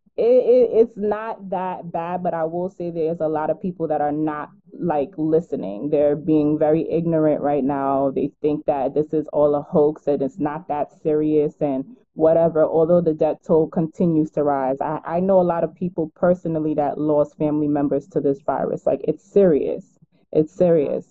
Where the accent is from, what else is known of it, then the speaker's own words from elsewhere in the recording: New York, United States; I am from New York. I live in Brooklyn